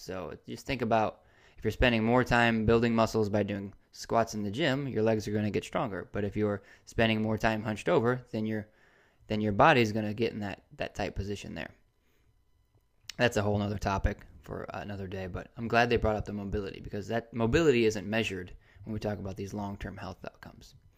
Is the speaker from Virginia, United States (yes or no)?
no; Indiana, United States; now in Gainesville, United States; I'm originally from Indiana